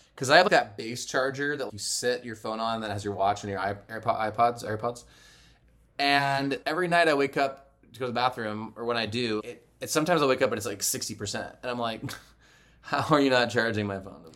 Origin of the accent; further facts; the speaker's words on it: United States; now in Utah, United States; we're from Arizona and California, respectively.